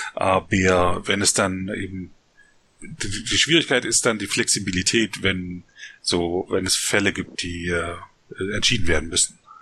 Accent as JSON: {"language": "German", "country": "Germany", "tie": "born or raised there", "lives_now": "Berlin, Germany", "said": "Ich bin halt in Deutschland geboren, so an der polnischen Grenze"}